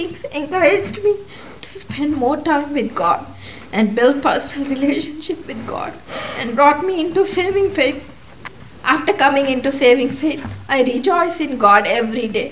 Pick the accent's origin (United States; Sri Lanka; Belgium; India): India; moved away; I was born in India and raised in a Christian family.